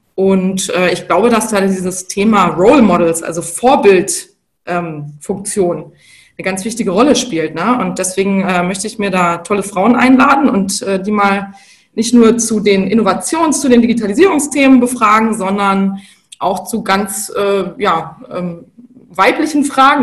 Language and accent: German; Bavaria, Germany; moved away; Also ich komme ursprünglich aus Bayern, aus einer Unternehmerfamilie